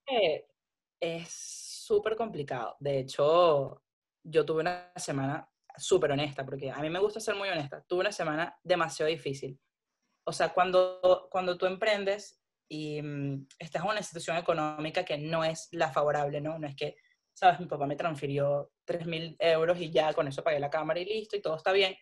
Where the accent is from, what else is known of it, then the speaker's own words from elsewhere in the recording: Venezuela; moved away as an adult; also born or lived in Panama; yo soy de Venezuela